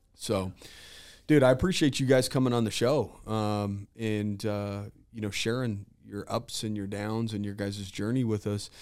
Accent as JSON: {"language": "English", "region": "Utah", "country": "United States", "said": "I'm from Utah, dude."}